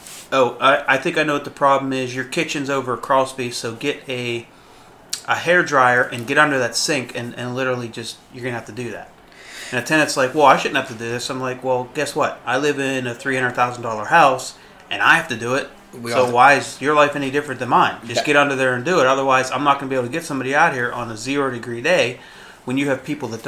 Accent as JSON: {"language": "English", "country": "United States", "tie": "born or raised there", "said": "Because I'm 100% Syrian. My dad was Syrian. My mom was Syrian. Born and raised in the United States"}